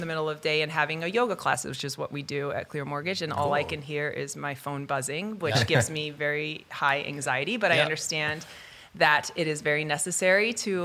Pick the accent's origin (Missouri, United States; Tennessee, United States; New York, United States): New York, United States; upstate; moved away; I'm from the East Coast originally. So I'm from upstate New York